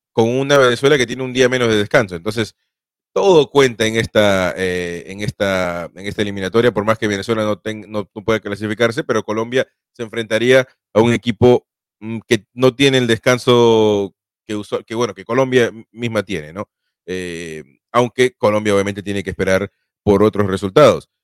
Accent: Peru; yo soy sudamericano, soy peruano

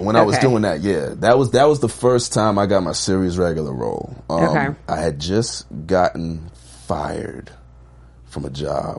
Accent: New York, United States; Now, I'm from New York. I don't have a car.

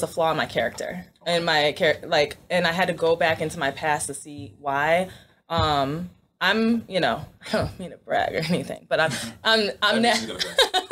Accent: Schaumburg, Illinois, United States; also born or lived in Chicago; I am from a suburb of Chicago named Schaumburg

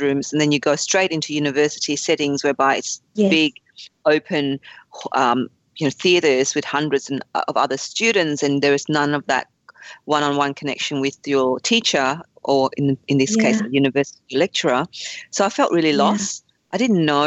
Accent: Fairfield, New South Wales, Australia; also born or lived in Vietnam; I grew up in Fairfield

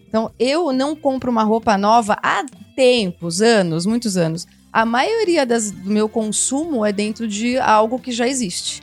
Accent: Campinas, São Paulo, Brazil; Eu fui de um corpo de baile super legal em Campinas, sou de Campinas

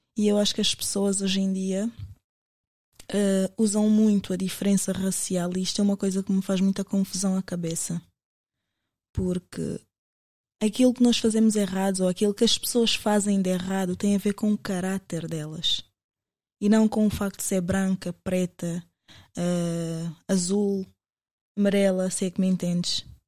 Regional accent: Portugal; also born or lived in Angola; eu sou angolana, mas eu cresci em Portugal

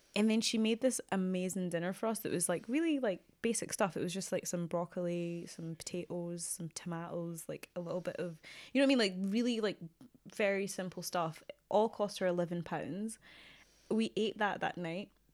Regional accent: Glasgow, Scotland, United Kingdom; moved away; I grew up in Glasgow

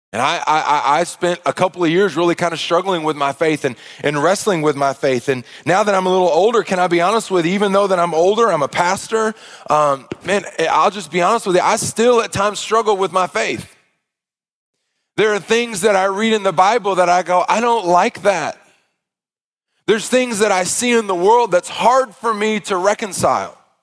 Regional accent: Arkansas, United States; I grew up in the South in a Baptist church

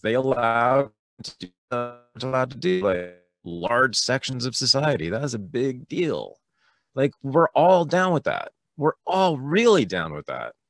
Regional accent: Berkeley, California, United States; I was born in Berkeley, California, in the San Francisco Bay Area in nineteen sixty-five

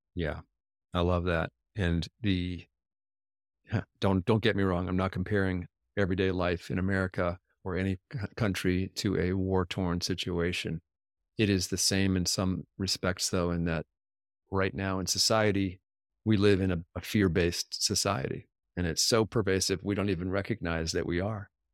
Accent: United States; first language English; I'm a typical American, I can only speak English

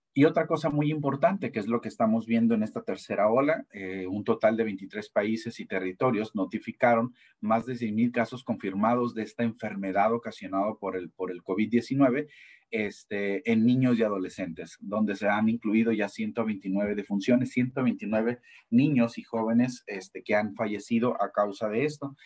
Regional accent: Mexico; nosotros como mexicanos

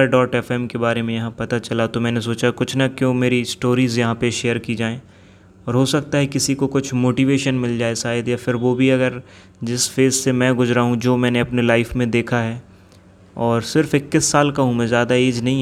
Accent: Jabalpur, Madhya Pradesh, India; मैं जबलपुर मध्य प्रदेश से बिलोंग करता हूँ मैं 21 साल का अभी हो गया हूँ

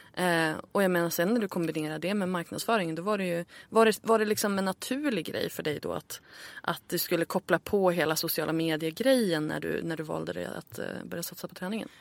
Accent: Örnsköldsvik, Västernorrland County, Sweden; moved away as an adult; also born or lived in Stockholm; Jag flyttade ju tillbaka till Örnsköldsvik där jag är född för ett år sedan ungefär

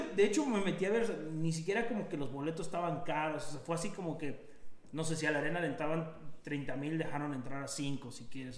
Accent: Mexico; now in Jasper, Canada; siendo mexicanos aquí en Canadá

